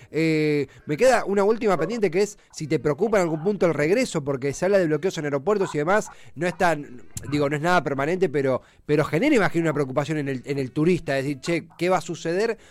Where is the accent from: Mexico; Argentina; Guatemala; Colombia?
Argentina; Avellaneda, Buenos Aires Province; yo soy de Avellaneda